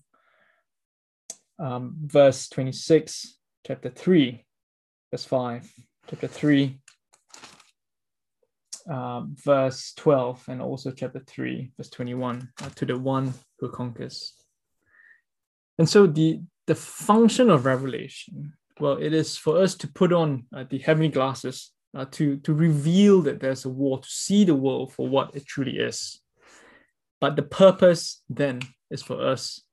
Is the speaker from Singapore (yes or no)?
yes; Singapore; as a Singaporean, I have to spend 2 years of my life in compulsory national service